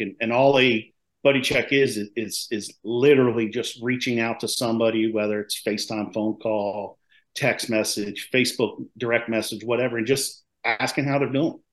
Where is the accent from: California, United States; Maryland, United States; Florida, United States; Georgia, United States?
Maryland, United States; now in North Carolina, United States; I'm originally from Maryland. I live down in North Carolina now.